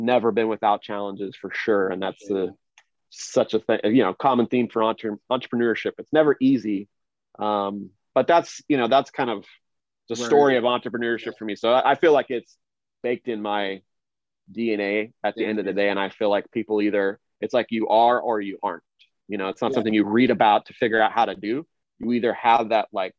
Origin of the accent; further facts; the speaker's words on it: Kansas City, Missouri, United States; I grew up in Kansas City, Missouri, you know, where the Chiefs of the Orioles are, in the Midwest